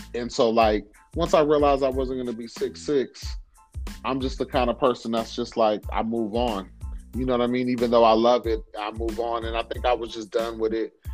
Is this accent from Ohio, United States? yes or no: no; Oxnard, California, United States; I was born and raised in Oxnard, California